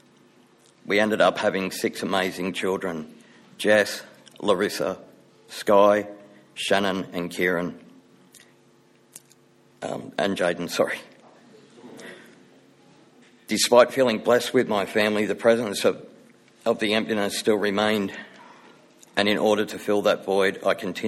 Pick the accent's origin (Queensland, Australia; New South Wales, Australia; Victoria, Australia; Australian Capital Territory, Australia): New South Wales, Australia; Wentworthville; I was born in Wentworthville, New South Wales